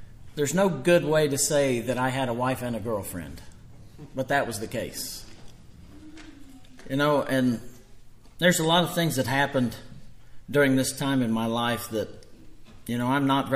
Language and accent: English; Copan, Oklahoma, United States; I was born and raised in Copan, born in 1978.